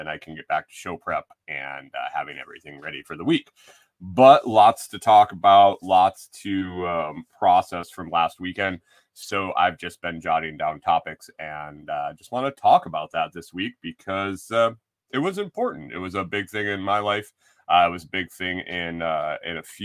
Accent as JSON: {"language": "English", "region": "Western New York", "country": "United States", "tie": "born or raised there", "moved": "yes", "said": "growing up in Western New York, I had a one four was the beginning of my zip code"}